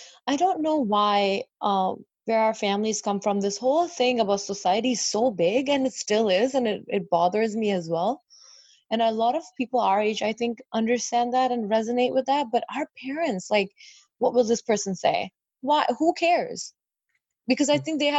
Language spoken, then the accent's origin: English; Sarnia, Ontario, Canada; also born or lived in Qatar; I grew up in Sarnia and I was the only South Asian person, well, not South Asian, just person of color